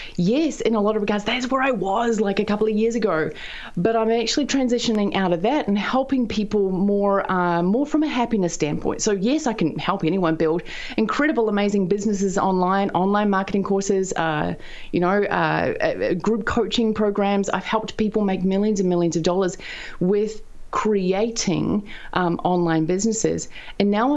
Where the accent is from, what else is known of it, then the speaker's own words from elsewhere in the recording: the bottom of New Zealand, southern New Zealand, New Zealand; also born or lived in United States; I'm a farm girl from down at the bottom of New Zealand, which is very close to Antarctica